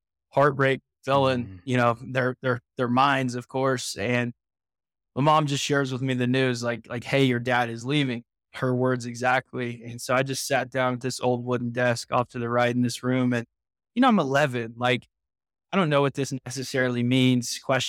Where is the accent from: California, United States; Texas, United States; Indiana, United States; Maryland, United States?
Indiana, United States; I grew up in Indiana